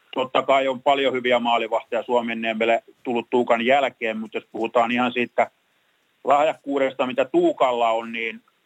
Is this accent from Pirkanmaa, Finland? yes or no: yes; Tampere, Pirkanmaa, Finland; born or raised there